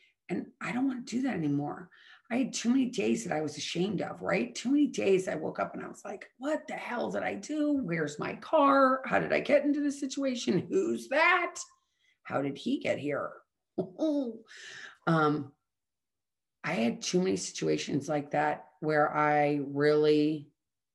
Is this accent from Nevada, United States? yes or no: no; St. Louis, Missouri, United States; I grew up in St. Louis, Missouri